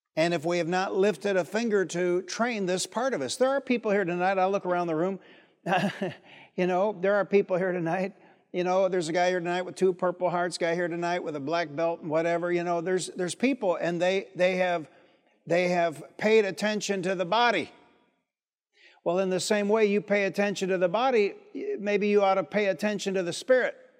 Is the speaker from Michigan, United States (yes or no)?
yes; Detroit, Michigan, United States; also born or lived in Highland Park, Michigan; I'm from Detroit.